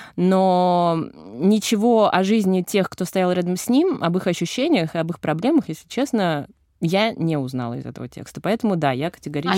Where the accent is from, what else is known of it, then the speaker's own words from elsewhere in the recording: Moscow, Russia; я, э, москвичка с опытом работы в ЧОПах нулевым